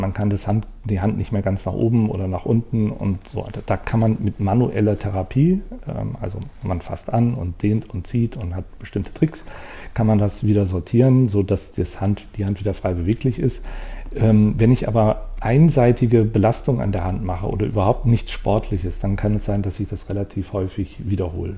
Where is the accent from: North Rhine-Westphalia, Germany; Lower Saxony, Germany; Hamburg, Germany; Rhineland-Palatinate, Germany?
North Rhine-Westphalia, Germany; Bonn; also born or lived in Wuppertal; aber ich bin in äh, Bonn, im Bonner Umfeld aufgewachsen, also auch am Rhein